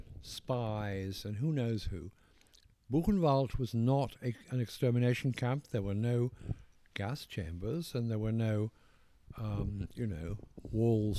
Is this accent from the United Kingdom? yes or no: yes; England, United Kingdom; accent: posh English